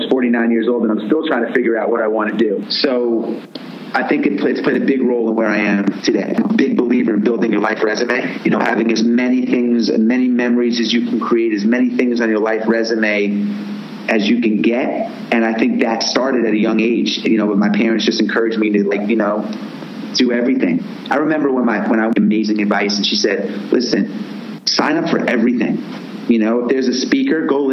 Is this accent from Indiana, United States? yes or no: no; Roslyn, New York, United States; moved away as an adult; also born or lived in Washington, D.C.; I grew up in Roslyn, Long Island, youngest of four